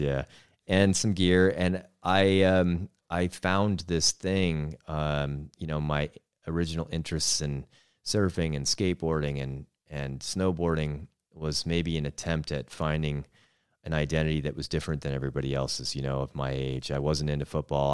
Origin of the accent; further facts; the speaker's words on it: north of Seattle, Western Washington, United States; moved away as an adult; now in Missoula, United States; we grew up in Western Washington, uh, just north of Seattle